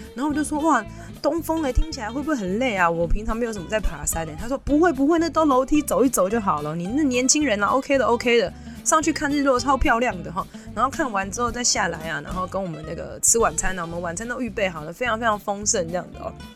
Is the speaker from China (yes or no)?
no; Taipei, Taiwan; 身为台北人的我